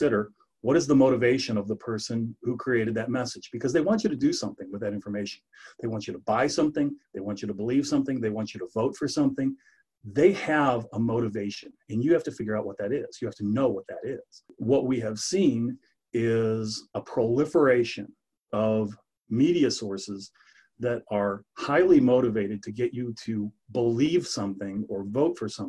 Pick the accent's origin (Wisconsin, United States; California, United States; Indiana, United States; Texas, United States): Indiana, United States; Northwest; moved away as an adult; also born or lived in Illinois / Arizona; now in Sedalia, United States; I'm from Northwest Indiana, the Chicago media market, basically